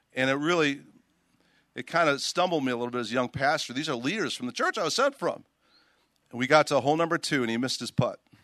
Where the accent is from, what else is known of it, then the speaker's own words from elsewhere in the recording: Chicago, Illinois, United States; Chicago, where I'm from. I grew up in Chicago